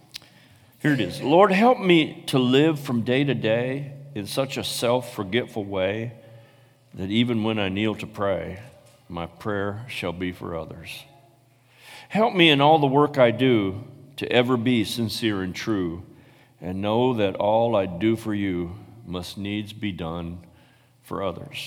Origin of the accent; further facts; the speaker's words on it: Paw Paw, Michigan, United States; I was born in Paw Paw, Michigan.